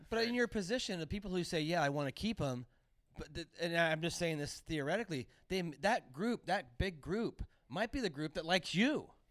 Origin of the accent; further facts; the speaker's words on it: Santa Cruz, California, United States; when I was growing up in Santa Cruz, you could have a service oriented job